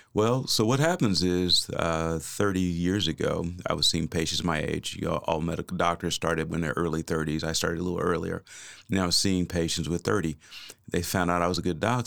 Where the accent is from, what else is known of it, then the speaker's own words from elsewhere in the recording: Kansas City, United States; moved away as an adult; also born or lived in Oklahoma; I am originally from Kansas City.